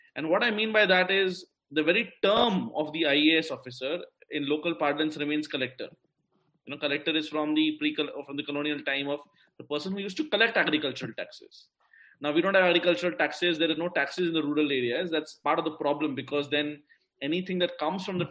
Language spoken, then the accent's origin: English; India; as an Indian